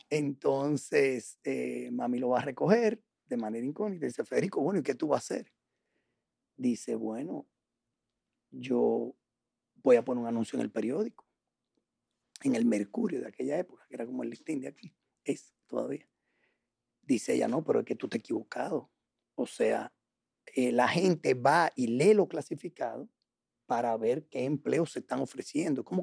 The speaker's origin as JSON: {"language": "Spanish", "region": "La Paz", "country": "Bolivia", "tie": "born there", "said": "Yo nací en La Paz."}